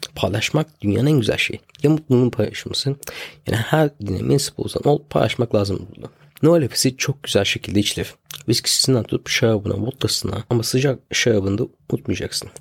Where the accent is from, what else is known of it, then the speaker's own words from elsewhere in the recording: Turkey; also born or lived in England; now in United Kingdom; Hala Türk'üm. Ee, Türk doğduk Türk öleceğiz